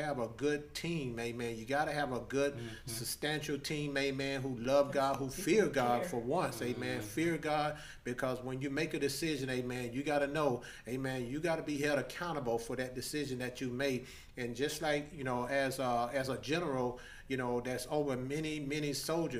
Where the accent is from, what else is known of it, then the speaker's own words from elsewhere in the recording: United States; where we're from Long County, amen, it's a little small town